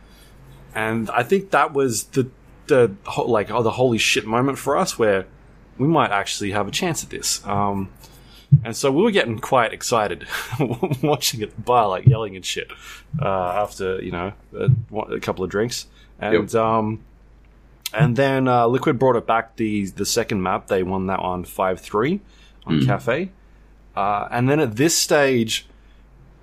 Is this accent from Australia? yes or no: yes; Australia; we're from Australia.